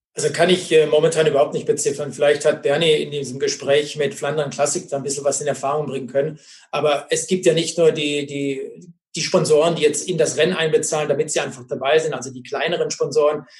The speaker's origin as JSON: {"language": "German", "country": "Germany", "said": "bei uns in Deutschland"}